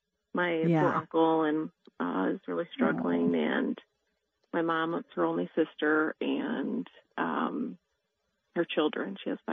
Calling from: Fishers, Indiana, United States

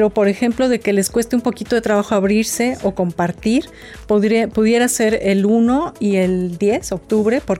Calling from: St. Louis, Missouri, United States; le llamo desde la ciudad de San Luis, Missouri.

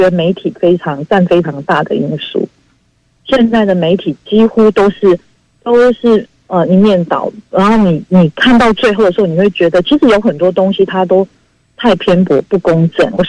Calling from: Hualien, Hualien County, Taiwan; 我住花莲。

